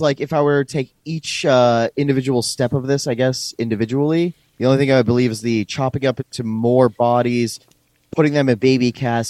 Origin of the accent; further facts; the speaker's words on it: Massachusetts, United States; in Massachusetts, in my hometown